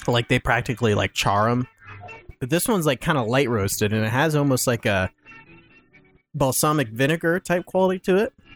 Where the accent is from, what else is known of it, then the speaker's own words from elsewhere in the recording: Wapakoneta, Ohio, United States; Neil Armstrong is my hometown hero